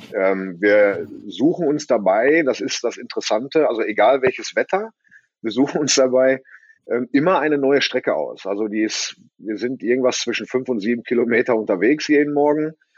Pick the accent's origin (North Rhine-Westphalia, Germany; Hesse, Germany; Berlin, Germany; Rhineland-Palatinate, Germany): North Rhine-Westphalia, Germany; Bottrop; ich komme ja aus Bottrop, in der Nähe vom Moviepark. Äh, da wohne ich auf dem Bauernhof